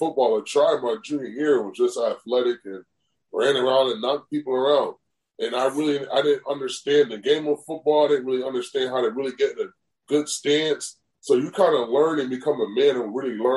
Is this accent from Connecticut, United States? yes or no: yes; Connecticut, United States; I'm from Connecticut